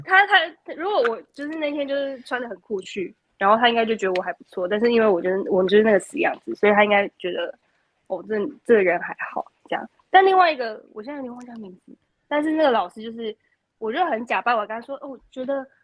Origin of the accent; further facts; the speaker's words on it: Kaohsiung, Taiwan; moved away as an adult; 我是一个高雄人